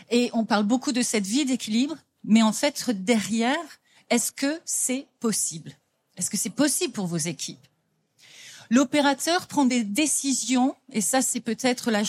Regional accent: France; now in London, United Kingdom; On vient effectivement de Londres, donc moi je suis française, mais j'habite depuis plus de 30 ans en Angleterre.

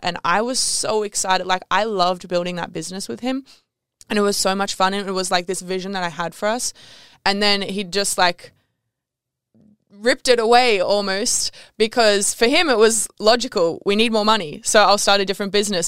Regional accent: Canberra, Australian Capital Territory, Australia; moved away as an adult; also born or lived in Bali; I grew up in Canberra, which if you, you know Canberra, you know that you don't wanna be in Canberra

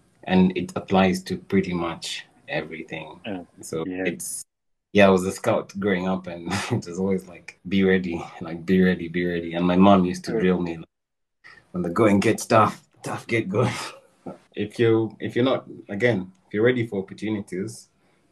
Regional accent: Kampala, Central Region, Uganda; I was born in Kampala. I was born in Mengo Hospital.

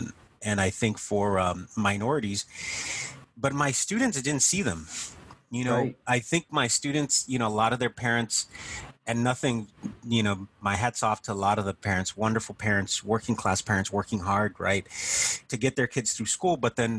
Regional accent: South Texas, United States; a kid from growing up in South Texas

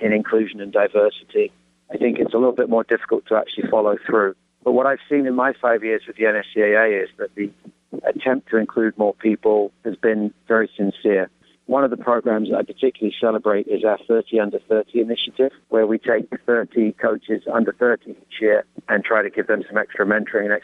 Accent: England, United Kingdom; accent: English; moved away as an adult; now in United States; It's very England in as much as it's my English accent. I've lived in this country and coached for 30 years

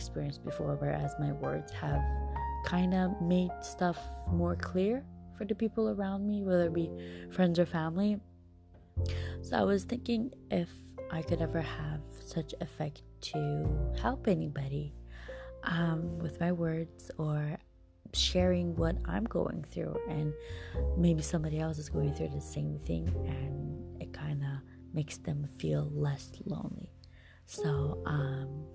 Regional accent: Iran; now in Canada; I am Canadian born, but I have been raised in Iran. And because I was raised there, I kind of always call Iran home. I am currently living in Canada

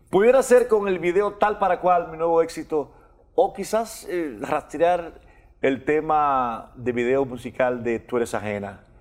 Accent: Dominican Republic; Yo soy dominicano y yo he tenido la, posibilidad de vivir fuera de República Dominicana

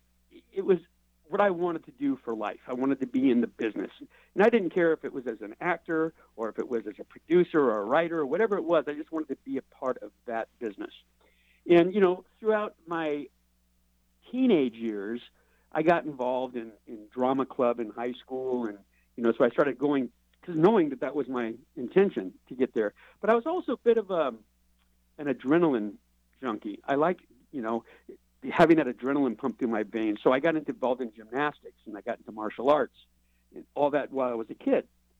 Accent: Los Angeles, California, United States; moved away; I was raised in Los Angeles.

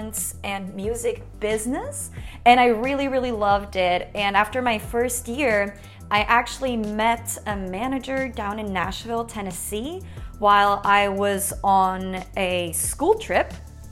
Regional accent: Switzerland; I was born and raised in Switzerland, and I went to school there all the way through high school

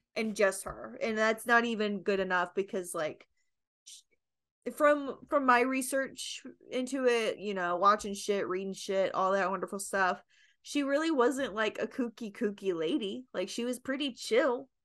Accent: Kentucky, United States; I'm from Kentucky

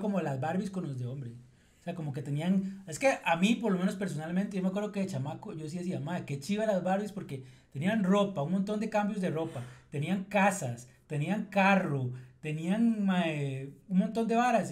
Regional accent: Costa Rica; yo soy de Costa Rica

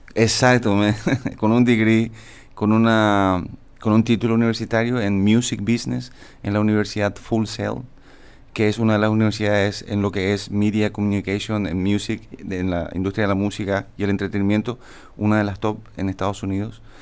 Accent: San Antonio, Central, Paraguay; also born or lived in Toronto; yo soy de Toronto, generalmente, pero crecí toda mi infancia y mi juventud en San Antonio

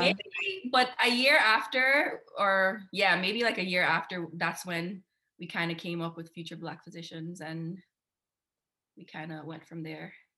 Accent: Guyana; moved away as an adult; also born or lived in Canada; now in Switzerland; I'm Guyanese. I was born in Guyana. I lived there for 20 years, and then we moved

